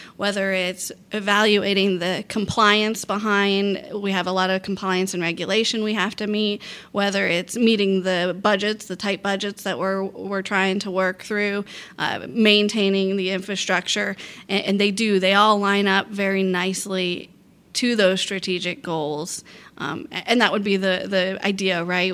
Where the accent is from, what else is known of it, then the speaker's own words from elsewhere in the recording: Port Orange, Florida, United States; Port Orange, my hometown